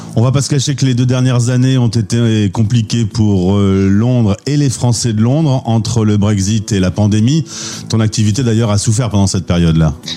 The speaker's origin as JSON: {"language": "French", "country": "France", "said": "chez nous en France"}